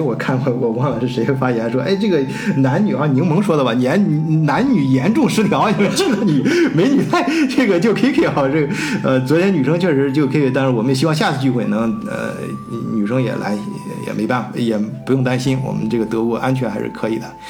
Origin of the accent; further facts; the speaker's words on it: China; now in Germany; 我们中国人将来也会遇到这样的问题